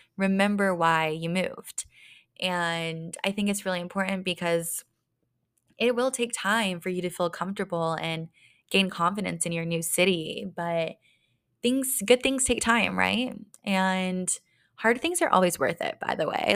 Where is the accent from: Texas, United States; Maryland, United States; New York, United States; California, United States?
Texas, United States; moved away as an adult; also born or lived in Dallas, Texas / Las Vegas, Nevada; now in Denver, United States; grew up in my hometown, smaller town in Texas